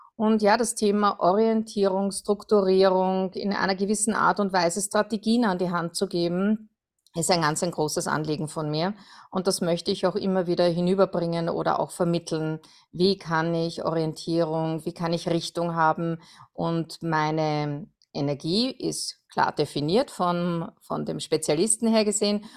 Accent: Perchtoldsdorf, Lower Austria, Austria; ich komme aus Berchtoldsdorf, das ist am Südrand von Wien in Österreich

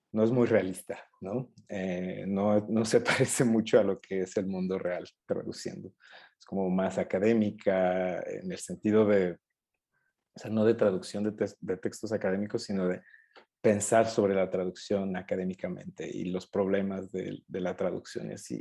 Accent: Puebla, Mexico; moved away as an adult; now in Mexico City, Mexico; soy de Puebla originalmente y vine aquí a estudiar al, DF

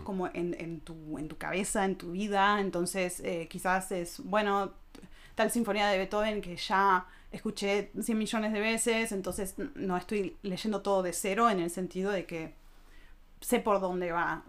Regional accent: Argentina; moved away as an adult; now in Germany; soy argentina.

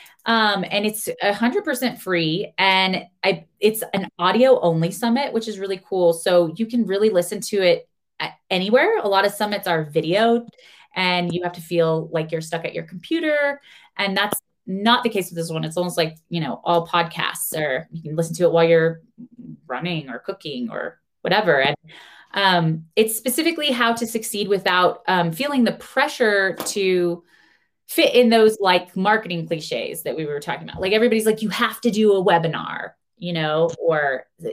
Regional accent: United States; I am American

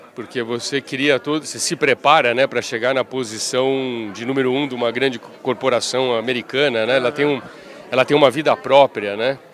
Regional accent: São Paulo, Brazil; eu sou eu sou de São Paulo

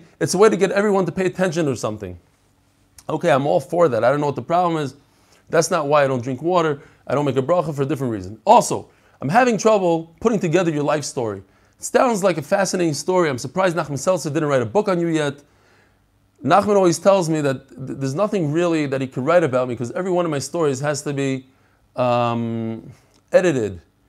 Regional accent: Lakewood, New Jersey, United States; born there; also born or lived in Long Beach / Far Rockaway / Bnei Brak / Kensington; I was born in Lakewood. Lived in Long Beach, Far Rockaway. I did a lot. Yeah, my father liked to move around a lot.

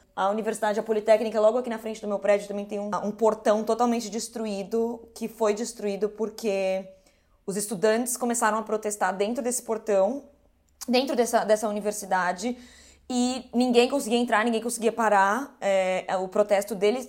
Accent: Brazil; eu sou aqui do Brasil, entendeu? Zona Norte, Zona Forte

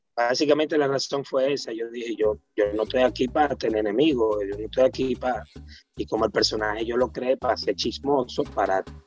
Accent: Santo Domingo, Distrito Nacional, Dominican Republic; soy villajuanero

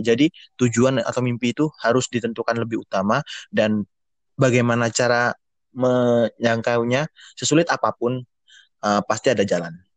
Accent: Surabaya, East Java, Indonesia; saya dari Surabaya, asli Surabaya

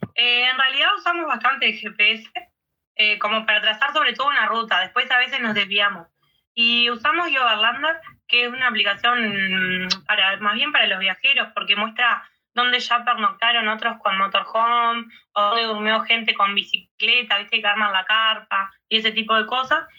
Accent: Uruguay; acá en el este de nuestro país

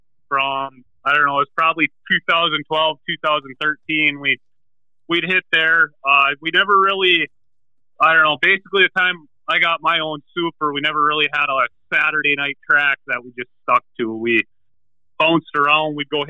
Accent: Eveleth, Minnesota, United States; I come from Eveleth, Minnesota. I work at a taconite mine up here working on the heavy equipment.

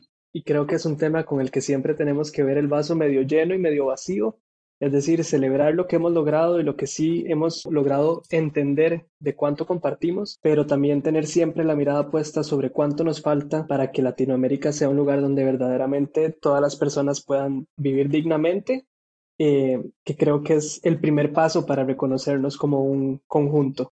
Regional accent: Costa Rica; de Costa Rica

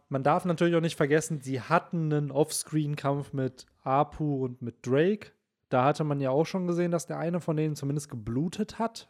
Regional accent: Bielefeld, North Rhine-Westphalia, Germany; hier bei uns in Bielefeld

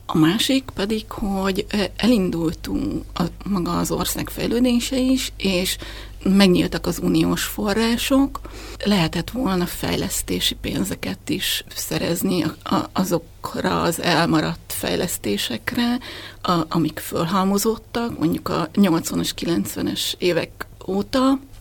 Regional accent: Makó, Csongrád-Csanád, Hungary; moved away as an adult; also born or lived in Békéscsaba; now in Budapest, Hungary; Én vidéken nőttem föl, és Makon éltünk a szüleimmel.

